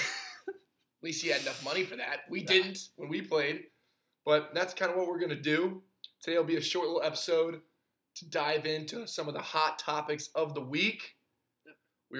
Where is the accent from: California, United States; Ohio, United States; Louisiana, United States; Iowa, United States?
Ohio, United States; Akron; fellow Akron boy.